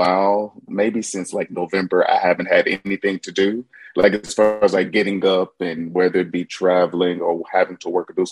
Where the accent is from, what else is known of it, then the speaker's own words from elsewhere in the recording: Little Rock, Arkansas, United States; moved away as an adult; now in New Orleans, United States; Born and raised in Little Rock, Arkansas, but I've been in New Orleans since 2004